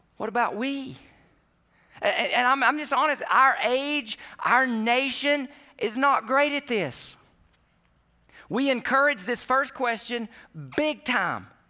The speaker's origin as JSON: {"language": "English", "country": "United States", "said": "we do as American Christians"}